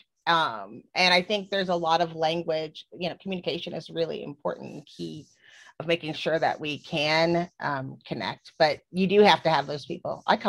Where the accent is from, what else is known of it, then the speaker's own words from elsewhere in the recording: Texas, United States; moved away as an adult; also born or lived in Florida; I'm raised in Texas